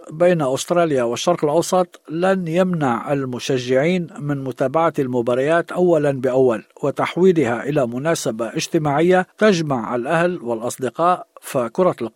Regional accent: Morocco; now in Australia; وسأشجع بالطبع بلدي المغرب

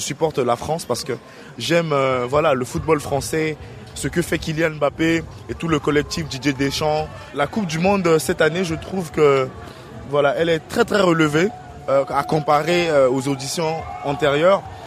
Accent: Central African Republic; Je suis centrafricain

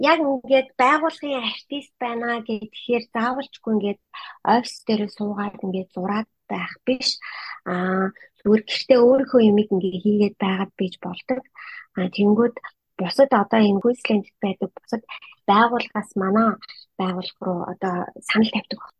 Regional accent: Ulaanbaatar, Mongolia; now in Brisbane, Australia; Би өөр Улаанбаатар хотод төрөөд Улаанбаатар хотод олгосон … байгаа. Аа манай гэрийнхэн бүгдээрээ аа Сүхбаатар аймгийн.

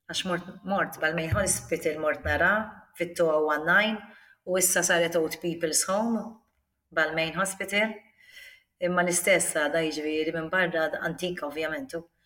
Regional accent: Malta; born or raised there; also born or lived in Australia

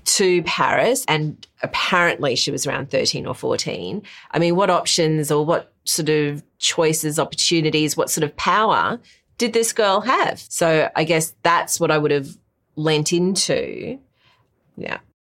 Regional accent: Brisbane, Queensland, Australia; growing up in Brisbane, as Eurasian

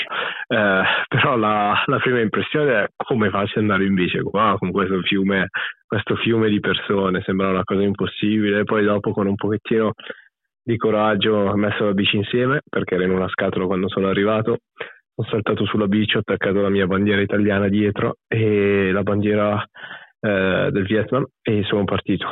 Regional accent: Italy; moved away as an adult; also born or lived in Australia; sono cresciuto ovviamente in Italia fino a che avevo 26 anni

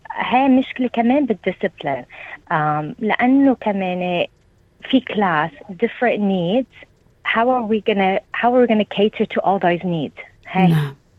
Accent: Lebanon; moved away as an adult; now in New South Wales, Australia; نحن عندنا بلبنان

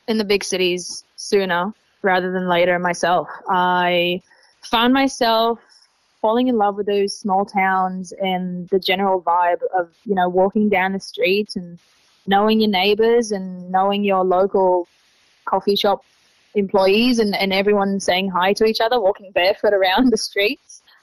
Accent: Tel Aviv, Tel Aviv District, Israel; English is a second language; moved away as an adult; now in Australia; I'm originally from Tel Aviv. I'm 26 years old, and I've been uh, living and traveling in Australia since um, October 2022.

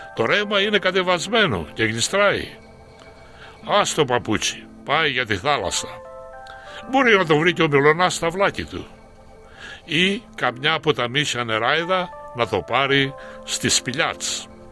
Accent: Koskina, Western Greece, Greece; moved away as an adult; also born or lived in Athens, Greece; now in Australia; Κοσκινά είναι το χωριό μου, το χωριό που γεννήθηκα

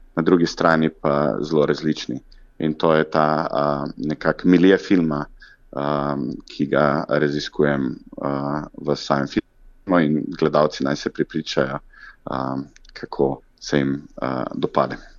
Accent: Zagorje ob Savi, Zasavska, Slovenia; mojega domačega kraja Zagorja ob Savi

